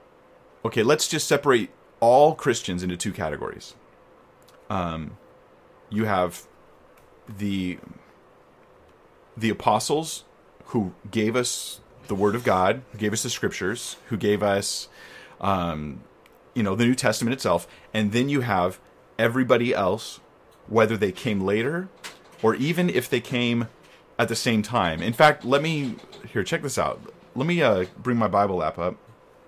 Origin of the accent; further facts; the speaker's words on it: United States; I'm American